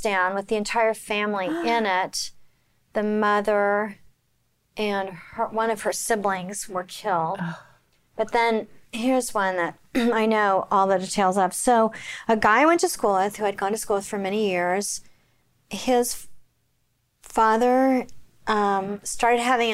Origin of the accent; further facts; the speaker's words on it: Oklahoma City, Oklahoma, United States; I grew up in Oklahoma